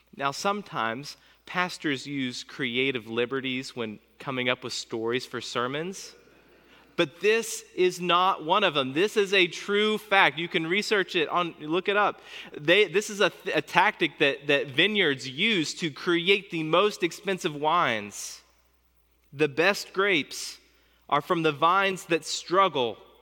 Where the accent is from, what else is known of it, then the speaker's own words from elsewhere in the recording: United States; As an American pastor